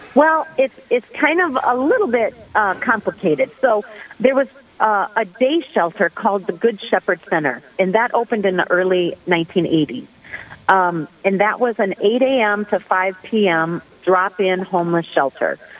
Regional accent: Sioux Falls, South Dakota, United States; I am originally from Sioux Falls, South Dakota.

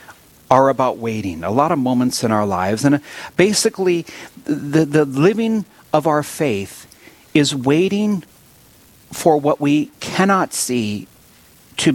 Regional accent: Williston, North Dakota, United States; I'm born and raised in Williston

